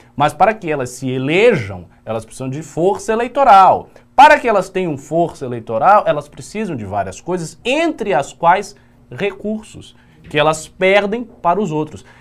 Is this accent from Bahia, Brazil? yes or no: yes; Bahia, Brazil; eu sou baiano